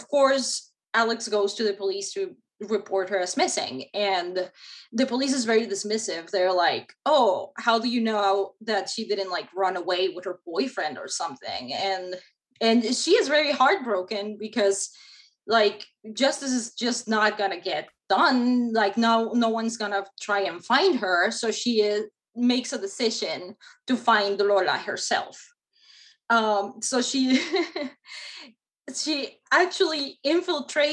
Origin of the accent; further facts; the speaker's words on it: Mexico; now in United States; I grew up in Mexico